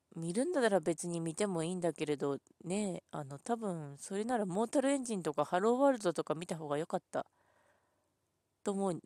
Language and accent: Japanese; Ishikawa, Japan; 出身、私、石川県なんですけど